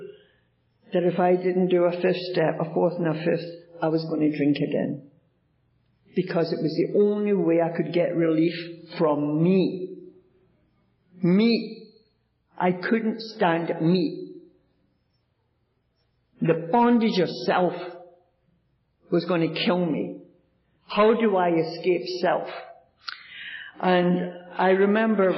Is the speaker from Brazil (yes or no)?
no; Glasgow, Scotland, United Kingdom; now in Toronto, Canada; I was born in Glasgow, Scotland